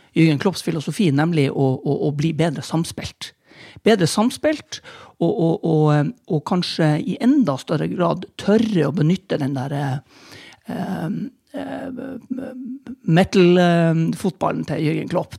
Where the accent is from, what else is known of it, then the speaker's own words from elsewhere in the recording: Tromsø, Troms, Norway; also born or lived in Bergen; jeg er tromsøværing through and through. Til tross for at jeg er nødt til å innrømme at jeg er født i, i Bergen.